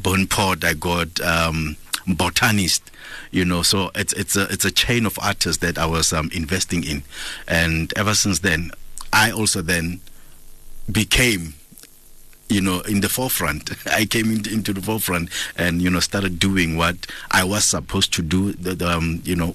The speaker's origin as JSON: {"language": "English", "town": "Kimberley", "region": "Northern Cape", "country": "South Africa", "tie": "born or raised there", "moved": "as an adult", "lives_now": "Gauteng, South Africa", "said": "I'm from Kimberley, you know, the hood that I was raised in was full of reggae music lovers"}